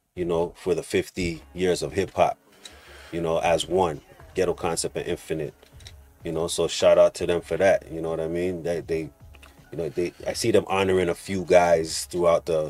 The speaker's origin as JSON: {"language": "English", "town": "Toronto", "region": "Ontario", "country": "Canada", "tie": "born or raised there", "said": "we're growing up in Rexdale"}